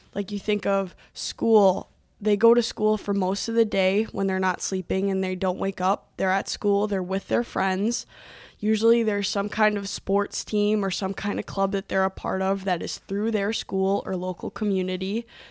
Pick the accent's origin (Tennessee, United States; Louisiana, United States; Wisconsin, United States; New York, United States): Wisconsin, United States; Milwaukee; moved away as an adult; also born or lived in Illinois; now in Duluth, United States; I was born in Illinois, but we moved to the Metro Milwaukee area when I, when I was about six months old. And I lived in the house, in that house for probably, mm, fifteen, sixteen years